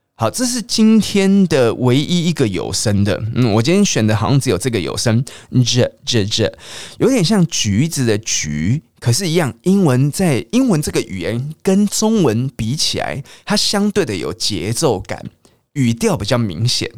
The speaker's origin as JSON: {"language": "Chinese", "country": "Taiwan", "accent": "Taiwanese Mandarin (台湾国语)", "said": "我很常讲台湾国语"}